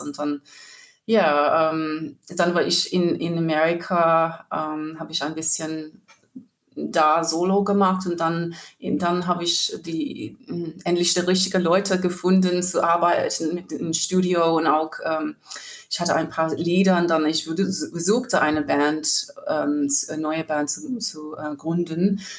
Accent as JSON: {"language": "German", "region": "rural New South Wales", "country": "Australia", "tie": "born or raised there", "also_born_or_lived": "Sydney, Australia", "second_language": "German", "moved": "as an adult", "lives_now": "Cologne, Germany", "said": "Ich war in Sydney geboren und auf dem Land aufgewachsen und dann ähm, später in Sydney gewohnt mit meiner Großmutter und für viele Jahre"}